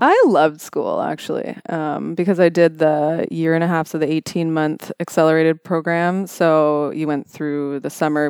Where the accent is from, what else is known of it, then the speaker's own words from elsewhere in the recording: Welland, Ontario, Canada; now in London, Canada; I grew up in Welland, Ontario, of all places